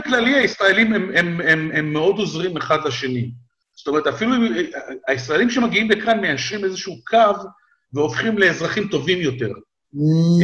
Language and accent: Hebrew; Israel; moved away as an adult; now in United States; כמעט 40 שנה הייתי בישראל, עברתי שם, עברתי שם כמה מלחמות, אפרופו מלחמות, עברתי כמה מלחמות בתור ילד, בתור נער, בתור חייל